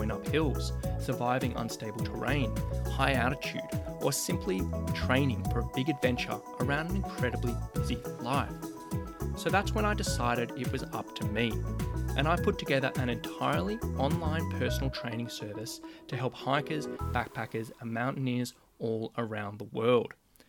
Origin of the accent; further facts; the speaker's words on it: Sydney, New South Wales, Australia; I was helping plenty of people in my hometown of Sydney, Australia